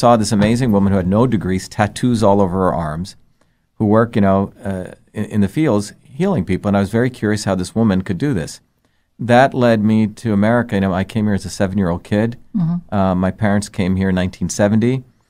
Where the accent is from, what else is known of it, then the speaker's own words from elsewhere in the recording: Mumbai, Maharashtra, India; I grew up in India. I was born in India, but in two different worlds, even in India. I grew up in the cosmopolitan India of Bombay.